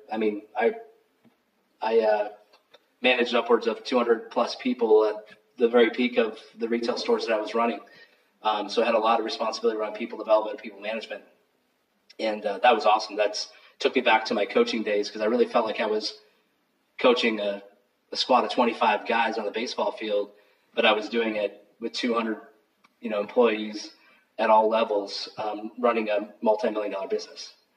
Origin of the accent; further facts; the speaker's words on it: United States; also born or lived in St. Paul, Minnesota; now in Portland, United States; growing up in the North